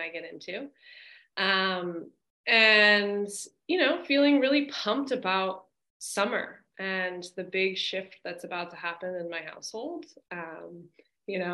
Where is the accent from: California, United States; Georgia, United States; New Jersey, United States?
California, United States; Los Angeles; I grew up in Los Angeles